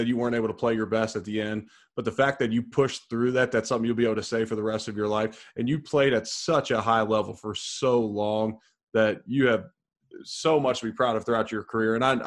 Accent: Cincinnati, Ohio, United States; I grew up in Cincinnati

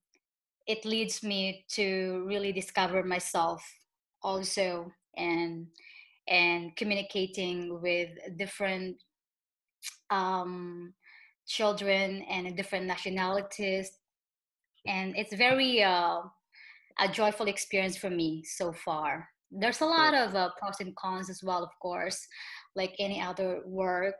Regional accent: Philippines; now in France; I'm originally from the Philippines, and I'm now living in France

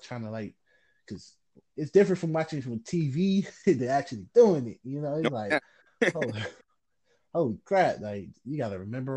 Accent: Cleveland, Ohio, United States; I was born and raised in Cleveland

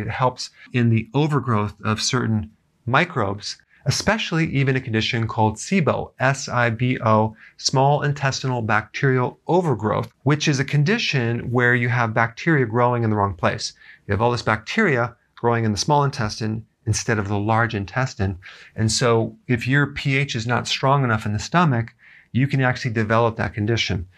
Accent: Wisconsin, United States; growing up in Wisconsin, um, where there was farms all around our neighborhood

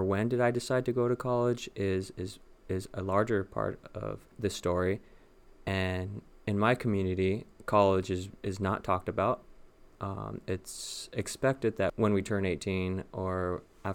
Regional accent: Los Angeles, California, United States; moved away as an adult; now in West Lafayette, United States; I am from Los Angeles, Southern California, born and raised. I lived all my life there, all 27 years, until I transferred

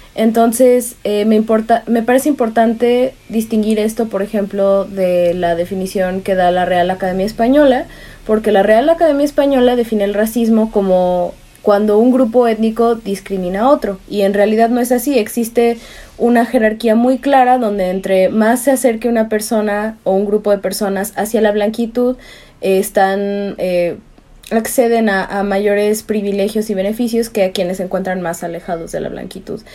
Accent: Veracruz, Mexico; soy originaria de Veracruz

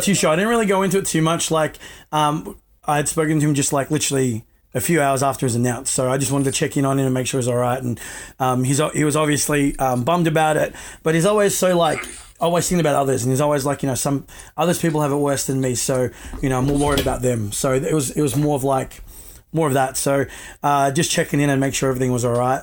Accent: Australia; I was born here in Australia, so my parents just taught me you know, how to speak it

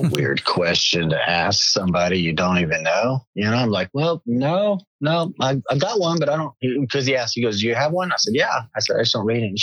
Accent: South Carolina, United States; moved away as an adult; also born or lived in Northern California; I grew up in South Carolina.

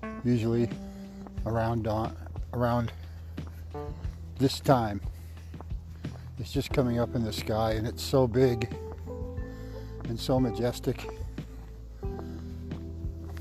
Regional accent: Massachusetts, United States; now in Iowa, United States; I'm originally from Massachusetts. And now I'm living in Iowa

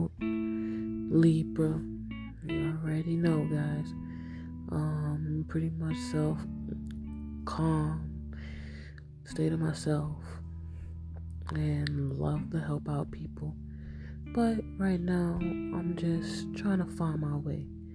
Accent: Hempstead, New York, United States; I'm from Hempstead, New York

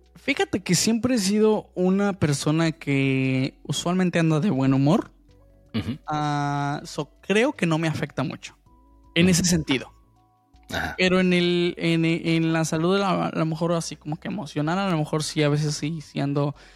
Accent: Mexico; yo sí soy bien mexicano

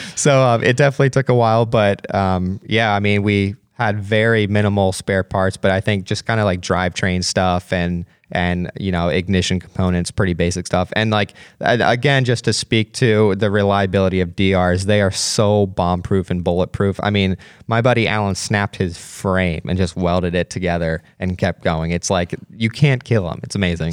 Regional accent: Pennsylvania, United States; growing up in Pennsylvania

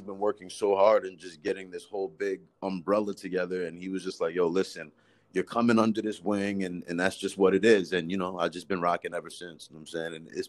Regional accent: Rockland County, New York, United States; I'm from Rockland County, New York.

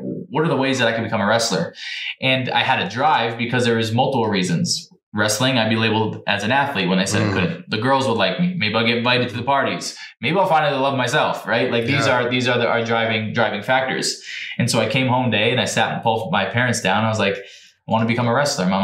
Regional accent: New Jersey, United States; I'm from New Jersey

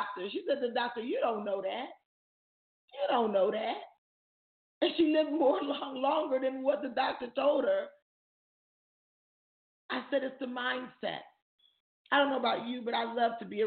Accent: Jamaica; I'm Jamaican.

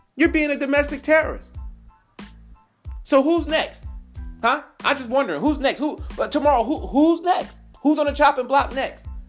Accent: New York, United States; now in South Carolina, United States; I'm originally from New York

